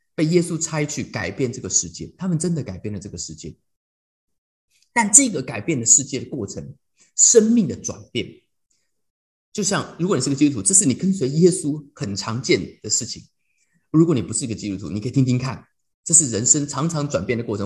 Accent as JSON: {"language": "Chinese", "country": "Taiwan", "also_born_or_lived": "United States", "moved": "as an adult", "said": "我台湾人"}